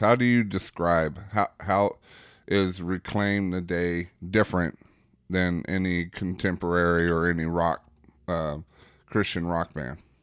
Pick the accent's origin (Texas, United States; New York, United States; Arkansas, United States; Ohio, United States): Arkansas, United States; Bauxite; I'm from Bauxite